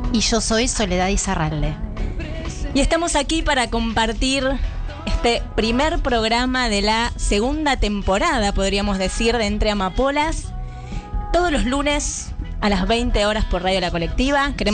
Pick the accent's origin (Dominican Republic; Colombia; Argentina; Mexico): Argentina; para que se me reconozca el lugar que merezco como mujer, como deportista, como argentina.